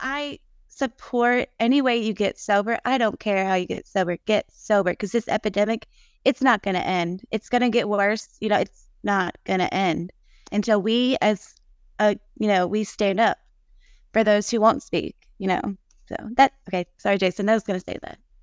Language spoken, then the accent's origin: English; Nashville, Tennessee, United States; now in Munford, United States; I'm from Nashville, but I live in a s, small town, And now, and I'm the only one in a small little town here in Munford, Tennessee